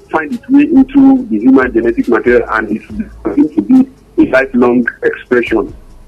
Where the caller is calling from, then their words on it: Ibadan, Oyo, Nigeria; I'm calling from Ibadan here.